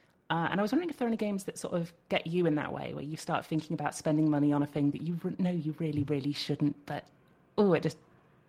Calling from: United Kingdom; from the UK here.

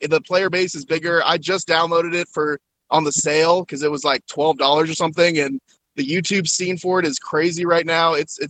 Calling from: North Carolina, United States; from North Carolina.

